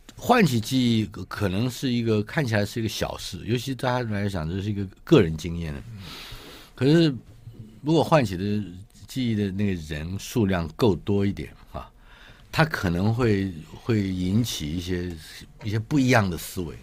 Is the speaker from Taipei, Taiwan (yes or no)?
yes; Taipei, Taiwan; 我出生于台北嘛